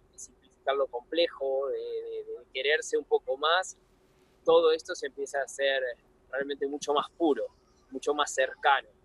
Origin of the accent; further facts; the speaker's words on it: Buenos Aires, Argentina; Yo me crié en Buenos Aires